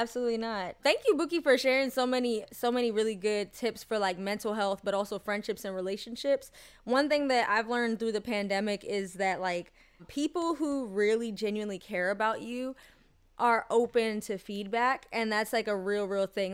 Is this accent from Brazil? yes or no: no; United States; even though I grew up in America and I do consider myself, like, Black American as well, I did have, uh, you know, a Jamaican upbringing